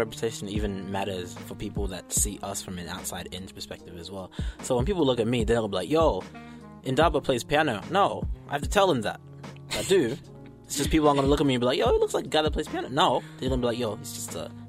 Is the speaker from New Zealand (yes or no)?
yes; New Zealand; also born or lived in Zimbabwe; So I was born in Zim and then moved to New Zealand.